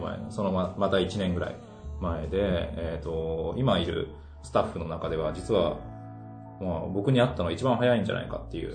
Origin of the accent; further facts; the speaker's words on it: Taitō, Tokyo, Japan; 台東区はね、生まれ育った町だからね